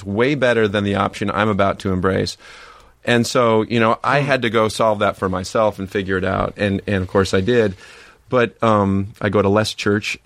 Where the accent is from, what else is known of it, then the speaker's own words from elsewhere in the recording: Spring Lake, Michigan, United States; also born or lived in Bellevue, Washington; now in Laguna Beach, United States; I grew up in Michigan on this little lake that feeds into Lake Michigan, and we lived right next to the Spring Lake Yacht Club